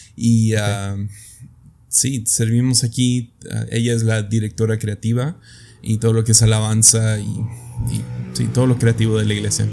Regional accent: Mexico; en mi país, México

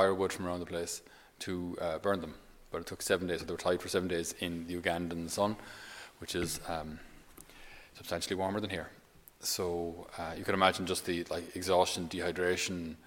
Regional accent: Ireland; us as Irish people

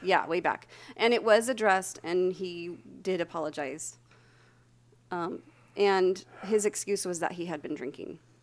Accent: Santa Barbara, California, United States; I grew up in Santa Barbara

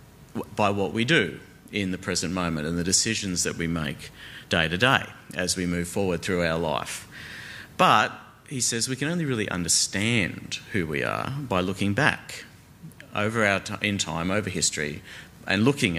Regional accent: Australia; I am an Australian

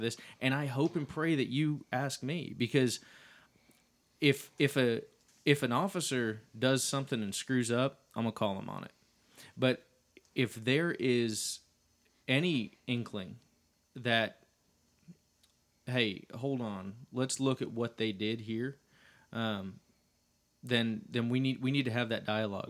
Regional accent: Dallas, Texas, United States; I grew up in the city of Dallas

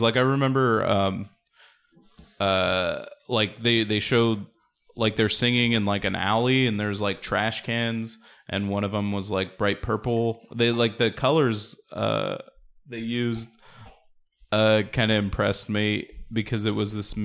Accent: La Mirada, California, United States; I grew up in La Mirada, but my grandparents lived in Huntington Park

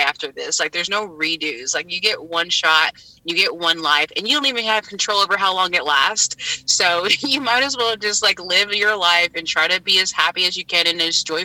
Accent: Deep South, United States; moved away; growing up in the Deep South

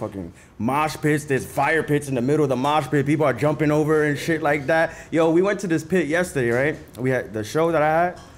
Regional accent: New York City, New York, United States; moved away; I grew up in the South Bronx, you know? On 163rd and Trinity

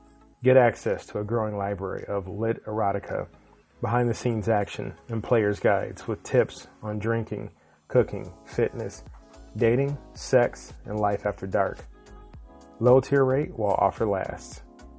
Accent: Midwest, United States; I'm a Midwest guy.

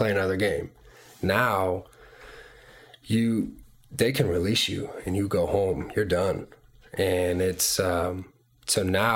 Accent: Marietta, Georgia, United States; also born or lived in Tampa, Florida; I was born in Tampa, Florida, and spent about a year there, and then moved to Marietta, Georgia, and spent, you know, my childhood there, and grew up, went to elementary, middle school, and high school all in Cobb County

